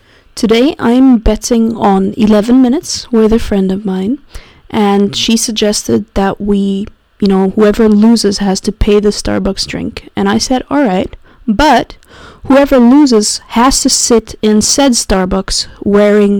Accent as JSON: {"language": "English", "region": "Zurich", "country": "Switzerland", "tie": "born or raised there", "said": "my hometown of Zurich"}